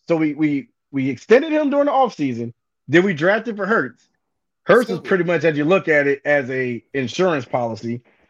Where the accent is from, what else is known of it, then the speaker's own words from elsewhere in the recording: Philadelphia, Pennsylvania, United States; Hey, we're from Philly. We're from Philly. No one likes us. We don't care.